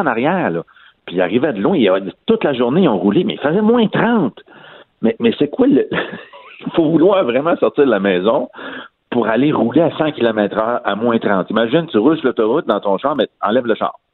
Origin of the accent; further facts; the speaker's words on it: Trois-Rivières, Quebec, Canada; je viens de Trois-Rivières